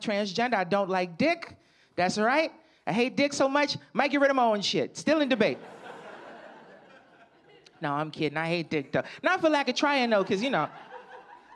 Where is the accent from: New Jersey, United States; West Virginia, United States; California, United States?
New Jersey, United States; Camden; also born or lived in Philadelphia, Pennsylvania; I'm from Camden, New Jersey. It's like right over the bridge is Philadelphia.